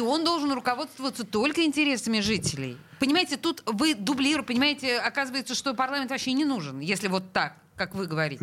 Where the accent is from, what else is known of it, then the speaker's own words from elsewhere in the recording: Saint Petersburg, Russia; Я в пятом поколении петербурженка.